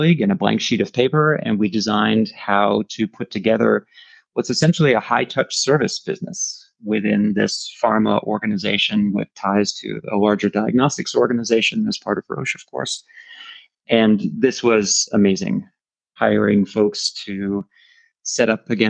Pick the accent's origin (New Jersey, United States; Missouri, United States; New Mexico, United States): New Jersey, United States; moved away as an adult; now in Europe; As I was growing up in New Jersey, my parents started their own business